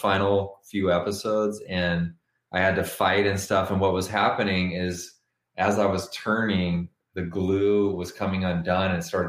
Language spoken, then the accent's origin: English; Los Angeles, California, United States; I grew up in Los Angeles